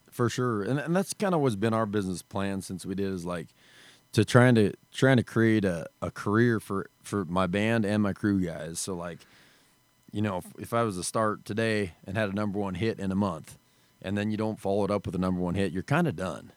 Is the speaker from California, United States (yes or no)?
no; Wyoming, United States; we grew up in Wyoming. There's no music scene